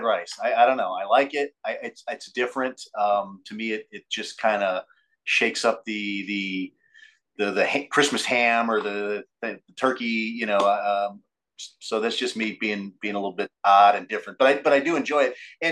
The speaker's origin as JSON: {"language": "English", "town": "Hammond", "region": "Indiana", "country": "United States", "tie": "born or raised there", "also_born_or_lived": "Crown Point, Indiana", "said": "I'm also an Indiana native. I was born in Hammond, Indiana, and I currently reside in Crown Point, Indiana."}